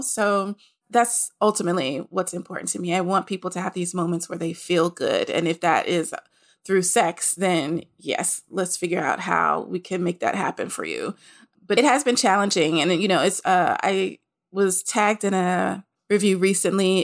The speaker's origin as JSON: {"language": "English", "town": "Nashville", "region": "Tennessee", "country": "United States", "said": "I'm from Nashville, Tennessee"}